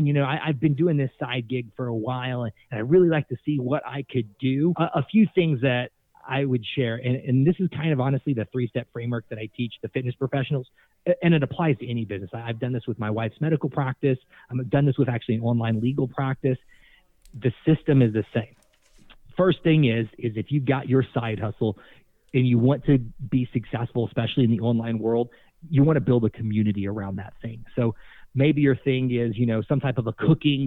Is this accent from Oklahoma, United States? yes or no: yes; Tulsa, Oklahoma, United States; moved away as an adult; now in Miami, United States; I'm from Tulsa, Oklahoma.